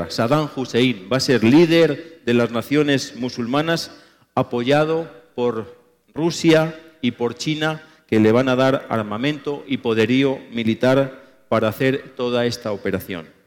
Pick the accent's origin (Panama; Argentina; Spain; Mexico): Spain; cuando me ha tocado predicar en mi país, en España y en otros países